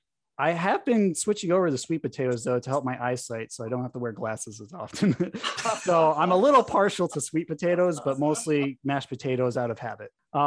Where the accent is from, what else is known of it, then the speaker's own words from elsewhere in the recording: New England, Connecticut, United States; driving up to Vermont from Connecticut. Cause you know, I grew up in New England